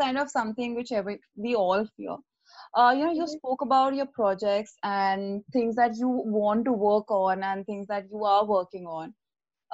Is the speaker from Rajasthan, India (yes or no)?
yes; Jaipur, Rajasthan, India; I am from Jaipur